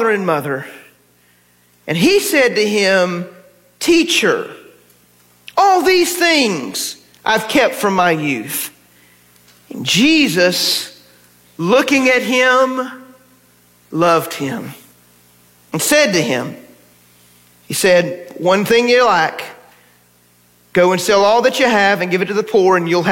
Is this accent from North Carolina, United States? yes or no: yes; North Carolina, United States; now in Texas, United States; when I was growing up in North Carolina